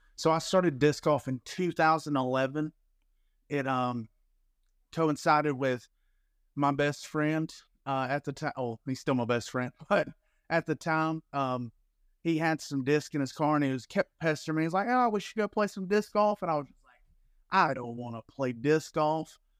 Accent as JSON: {"language": "English", "region": "Alabama", "country": "United States", "moved": "yes", "lives_now": "Florida, United States", "said": "I'm from Alabama"}